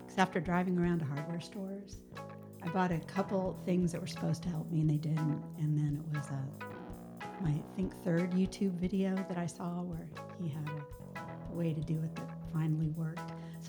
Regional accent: Colorado, United States; moved away as an adult; also born or lived in Taos, New Mexico; now in Portland, United States; So I'm 55 years old. I live in Portland, but I was raised in Colorado.

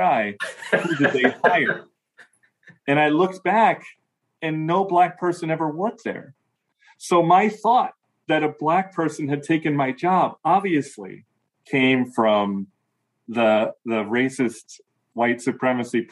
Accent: Chicago, Illinois, United States; I lived adjacent to the Black community growing up in the Chicago area

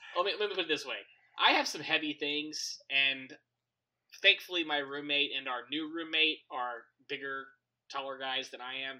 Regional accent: United States; I'm an American

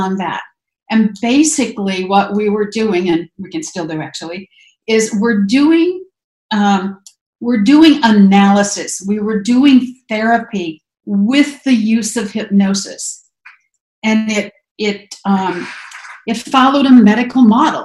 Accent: Grand Island, Nebraska, United States; moved away as an adult; also born or lived in Joliet, Illinois / Arizona; I grew up in Grand Island, Nebraska

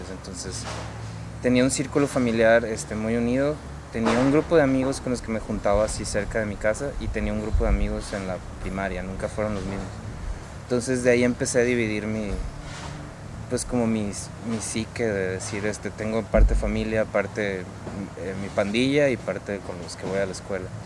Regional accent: Monterrey, Nuevo León, Mexico; Yo nací aquí en Monterrey

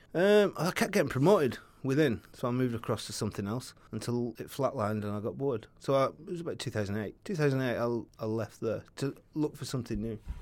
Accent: Oldham, North West England, United Kingdom; moved away as an adult; I'm from Oldham, so I used to just get into Saddleworth and start hiking

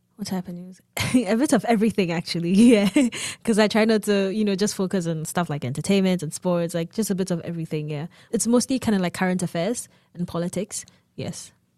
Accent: Ghana; moved away as an adult; now in United States; I am from Ghana. I just came to the U S for school.

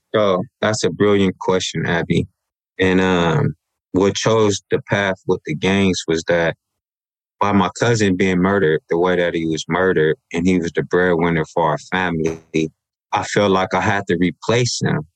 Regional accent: Los Angeles, California, United States; I was raised in South Los Angeles

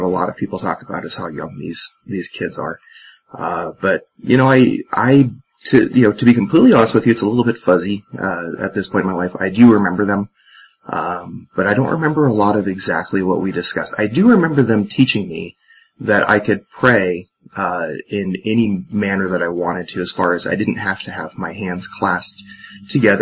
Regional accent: Port Orchard, Washington, United States; growing up in Port Orchard, I was, Mormons were a minority out there.

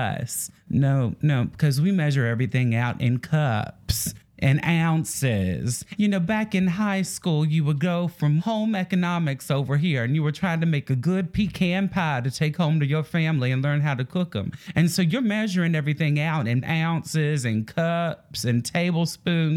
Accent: Georgia, United States; moved away; I am from Georgia, born and raised. Haven't been there in 13 years.

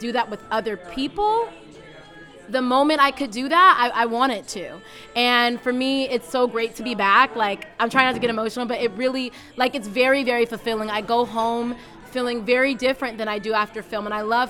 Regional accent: Bay Area, California, United States; Growing up in the Bay Area

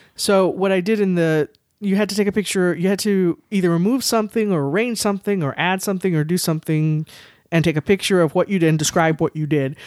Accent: San Antonio, Texas, United States; I was born and raised here in San Antonio

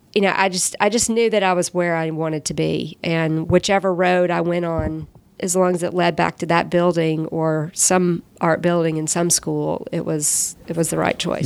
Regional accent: Columbus, United States; now in Atlanta, United States; there weren't really great art classes when I was growing up in Columbus

